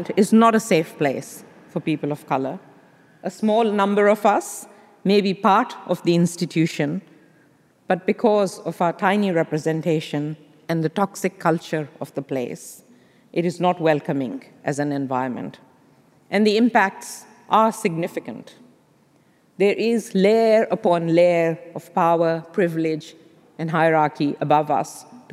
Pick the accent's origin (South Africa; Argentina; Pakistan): Pakistan; moved away as an adult; now in Australia; growing up in Pakistan, a place which was once colonized by the British